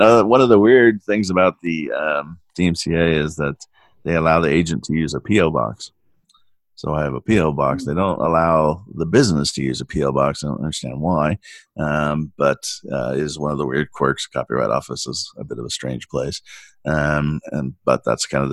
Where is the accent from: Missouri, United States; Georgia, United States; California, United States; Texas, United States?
California, United States; San Diego; I grew up in San Diego